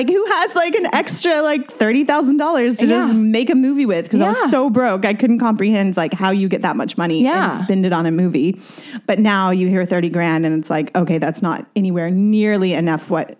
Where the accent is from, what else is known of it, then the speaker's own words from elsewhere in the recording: Garland, Texas, United States; It was based on my life as a teen growing up in Garland, Texas, which is like a suburb of Dallas. It's not tiny, but it's not progressive by any means. And so I grew up there and was living on my own at 15